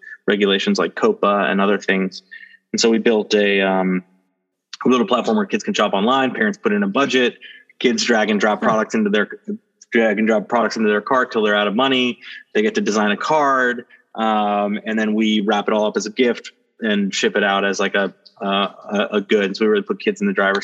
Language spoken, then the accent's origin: English; New York, United States; I grew up in New York